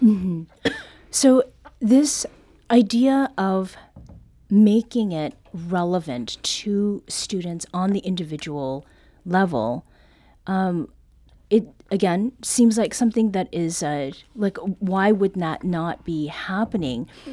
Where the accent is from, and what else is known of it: Canada; now in United States